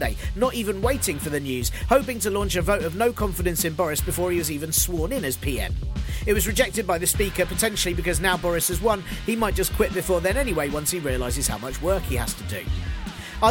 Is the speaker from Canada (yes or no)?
no; United Kingdom; we as British people